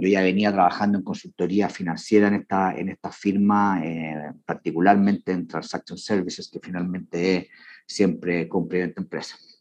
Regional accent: Chile; Yo soy, bueno, chileno

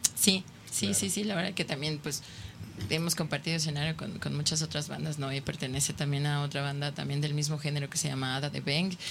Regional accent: Mexico; somos mexicanos

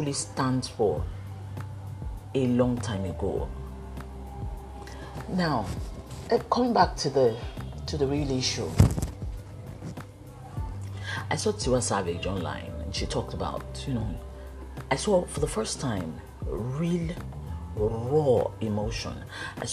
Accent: Lagos, Nigeria; I grew up in Ijesha

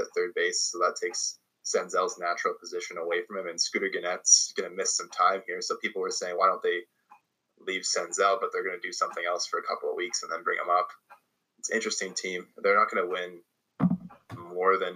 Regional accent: Canada; as a Canadian

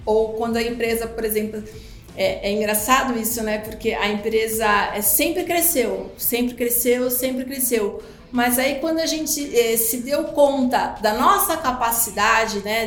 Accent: Brazil; nossa cultura aqui, enquanto brasileiros

